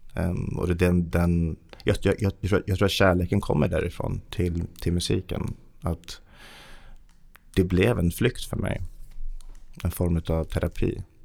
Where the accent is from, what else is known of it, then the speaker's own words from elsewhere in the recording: Haninge, Stockholm County, Sweden; also born or lived in Kista; jag föddes i Kista. Vi flyttade till Haninge när jag var sju år